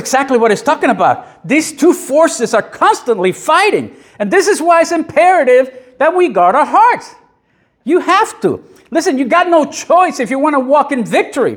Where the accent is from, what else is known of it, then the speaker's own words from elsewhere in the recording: Puerto Rico; I grew up in the 60s and early 70s in Puerto Rico